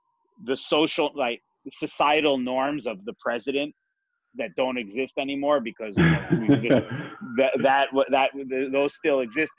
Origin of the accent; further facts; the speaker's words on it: Great Neck, New York, United States; I grew up in Great Neck. I was exposed to, like, you, great, you know, wealth and growing up in Great Neck.